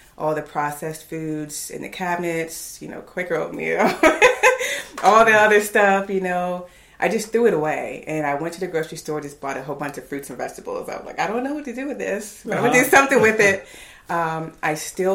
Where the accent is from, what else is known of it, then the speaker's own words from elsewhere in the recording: Virginia, United States; moved away as an adult; also born or lived in Houston; now in Raleigh, United States; I'm originally from Virginia